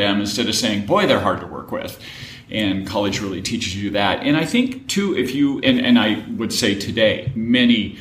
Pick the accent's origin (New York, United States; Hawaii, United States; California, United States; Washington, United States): Washington, United States; Marysville; I grew up in Marysville, Washington.